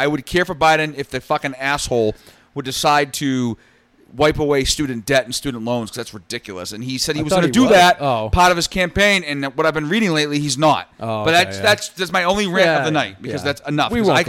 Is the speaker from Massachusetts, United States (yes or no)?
yes; North Shore, Massachusetts, United States; in the state of Massachusetts, where we're from